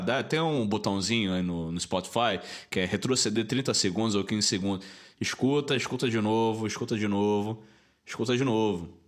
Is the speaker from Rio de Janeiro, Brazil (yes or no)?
yes; Rio de Janeiro, Brazil; moved away as an adult; now in Belo Horizonte, Brazil; E a gente, como carioca